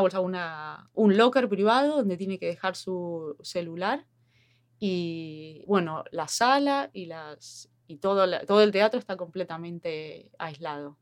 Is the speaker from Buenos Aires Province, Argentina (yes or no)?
yes; Mar del Plata, Buenos Aires Province, Argentina; moved away as an adult; also born or lived in Lahti, Finland; now in Helsinki, Finland; soy de Mar del Plata, Argentina